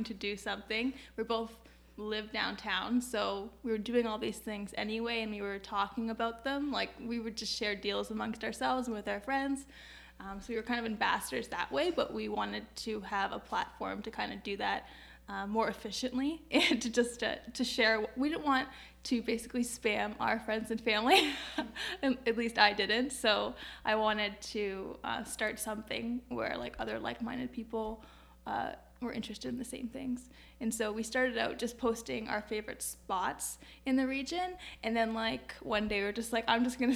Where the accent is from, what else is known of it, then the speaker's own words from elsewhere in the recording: Woodstock, Ontario, Canada; moved away as an adult; also born or lived in Waterloo; now in Kitchener, Canada; I'm from Woodstock, dairy capital of Ontario.